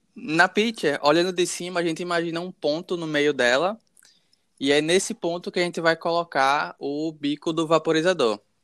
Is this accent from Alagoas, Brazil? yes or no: yes; Maceió, Alagoas, Brazil; also born or lived in Caruaru, Pernambuco; Nasci em Caruaru, Pernambuco, mas cresci em Maceió, então sou maceoense de coração